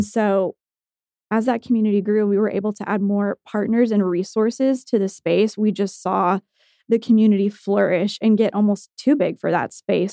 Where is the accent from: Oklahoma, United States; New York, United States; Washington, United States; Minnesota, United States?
Oklahoma, United States; Tulsa; I grew up in Tulsa. I was born here, raised here, went to college here, and have stayed here